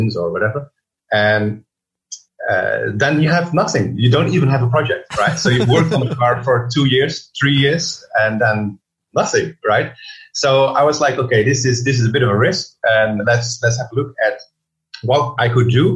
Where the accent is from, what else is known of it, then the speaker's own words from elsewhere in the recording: Netherlands; English is a second language; moved away as an adult; also born or lived in London; I studied design in the Netherlands, as you surely can hear. I'm from the Netherlands